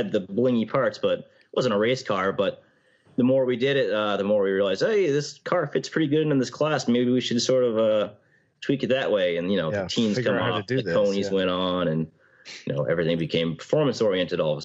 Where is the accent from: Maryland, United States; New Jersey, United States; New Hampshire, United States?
New Hampshire, United States; I'm from New Hampshire